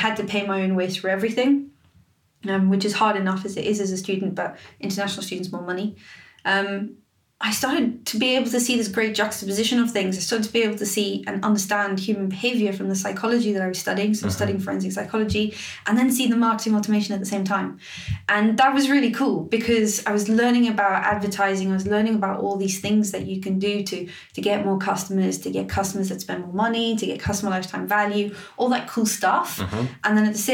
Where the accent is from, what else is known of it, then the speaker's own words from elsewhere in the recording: Cape Town, Western Cape, South Africa; moved away as an adult; now in United Kingdom; So I'm South African. I'm from Cape Town in South Africa